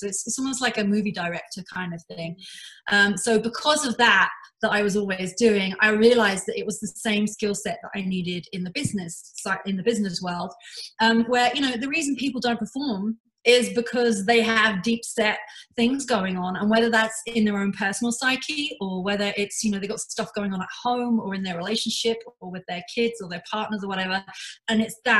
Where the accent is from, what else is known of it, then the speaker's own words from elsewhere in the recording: London, United Kingdom; now in Canada; So I've been in Canada for 19 years. I immigrated here from London in the UK.